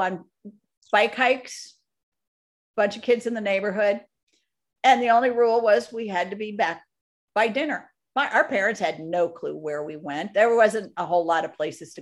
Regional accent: outside of Minneapolis, Minnesota, United States; I grew up in Minnesota on a lake outside of Minneapolis, a big lake.

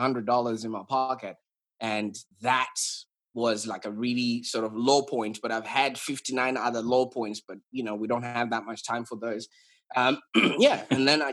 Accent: Zimbabwe; moved away as an adult; now in Australia; So I was brought up in Zimbabwe

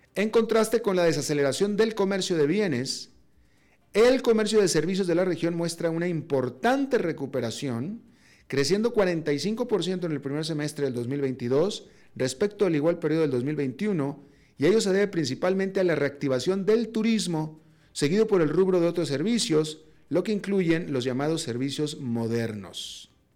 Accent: Mexico; yo soy mexicano, con pasaporte mexicano, pero también con pasaporte estadounidense

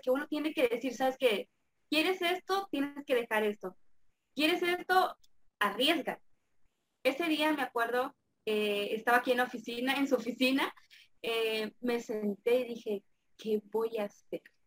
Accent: Campeche, Mexico; soy de México, específicamente de acá de Campeche

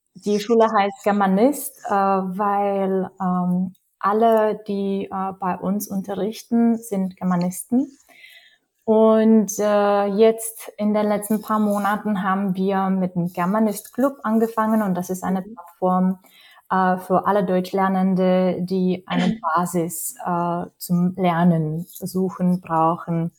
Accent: Czechia; German is a second language; moved away

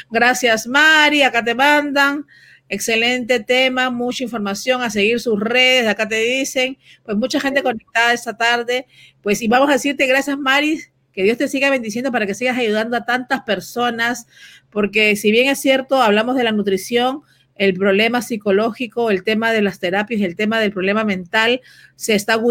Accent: Venezuela; now in United States; Sí, soy venezolana.

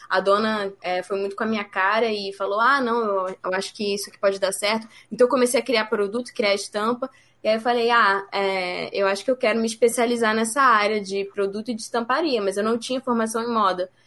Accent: Rio de Janeiro, Brazil; moved away as an adult; now in São Paulo, Brazil; Então, na verdade, eu saí do Rio para cá para estudar.

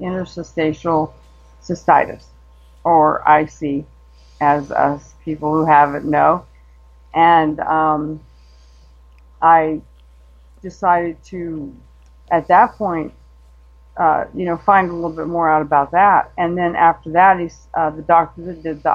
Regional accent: Denver, Colorado, United States; moved away as an adult; now in Arizona, United States; we moved from Denver, where I was originally born, to Arizona because of jobs

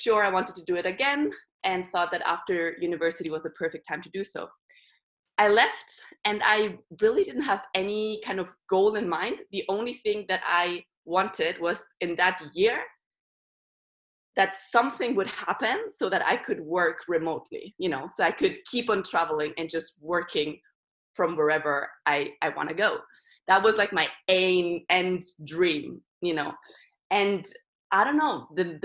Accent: Barcelona, Catalonia, Spain; moved away; also born or lived in Germany; I was born in Germany, but then at the age of 3, I moved to Barcelona with my mom and grew up there

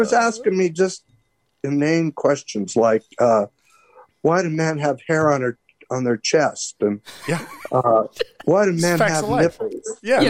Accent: Montana, United States; I was from Montana, and Nettie was teaching in North Kansas City, and I was teaching in Shelby, Montana.

